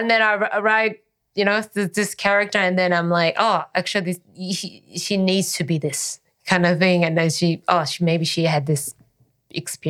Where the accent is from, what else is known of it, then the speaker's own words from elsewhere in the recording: South Korea; first language Korean; English is a second language; moved away as an adult; now in Australia; I was born in Korea, and grew up in Korea.